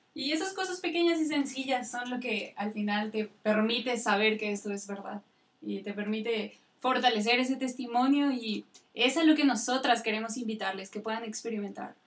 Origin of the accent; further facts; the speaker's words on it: Tula, Hidalgo, Mexico; Soy de Tula Hidalgo